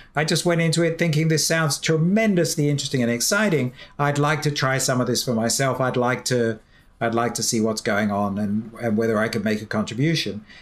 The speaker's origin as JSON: {"language": "English", "country": "United Kingdom", "said": "I can say this as a Brit"}